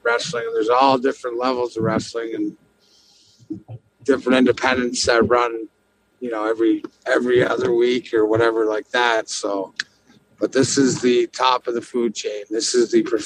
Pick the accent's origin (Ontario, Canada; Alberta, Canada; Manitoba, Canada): Ontario, Canada; Windsor; now in Detroit, United States; Where I'm from is right across the border. So this outside Windsor. So I've lived over here since 92 and never went home.